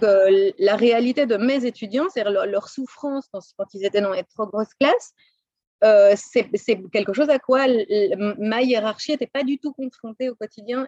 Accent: Brussels, Brussels-Capital Region, Belgium; moved away as an adult; also born or lived in Boston, United States / Los Angeles, United States / Pasadena, United States; now in United States; Je suis née à Bruxelles, où j'ai passé les 25 premières années de ma vie, où j'ai étudié

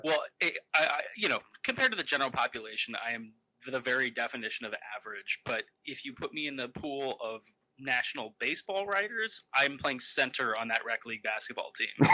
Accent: the Bay Area, California, United States; I grew up in the Bay Area

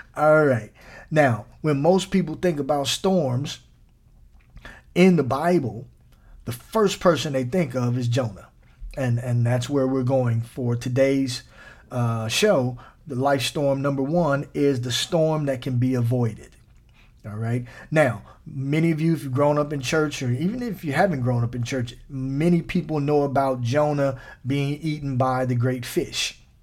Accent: Midwest, United States; now in Southern California, United States; I'm from the Midwest

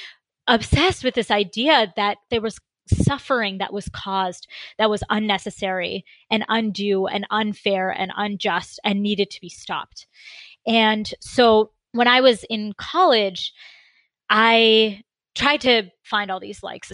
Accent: Concord, Massachusetts, United States; also born or lived in India; I was born in Concord, Massachusetts, but my family is, my parents emigrated from India

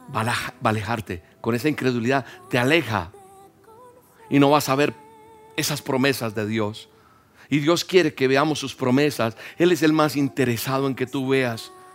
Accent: Colombia; Yo soy colombiano.

